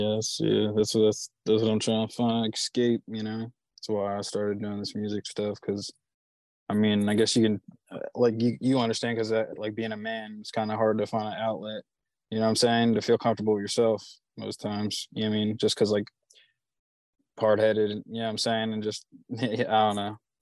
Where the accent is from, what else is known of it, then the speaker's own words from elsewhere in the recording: Chichester, Pennsylvania, United States; I'm from Delco, like uh, Chichester